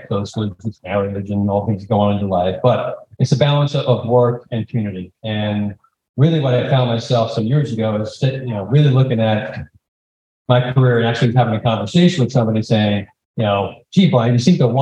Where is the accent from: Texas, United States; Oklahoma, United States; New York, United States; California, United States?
New York, United States; New York City; now in Atlanta, United States; I grew up in the Bronx.